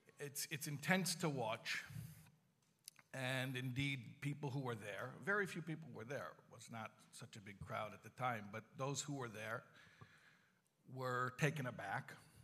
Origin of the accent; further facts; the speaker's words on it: Chicago, Illinois, United States; I'm from Chicago, I didn't grow up in Crown Heights